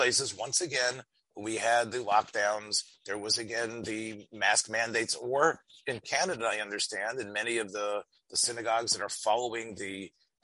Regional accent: United States; As an American

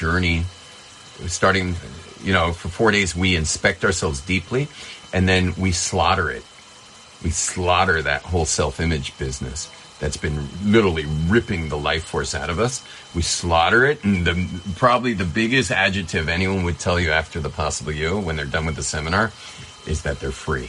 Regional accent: California, United States; I'm from California

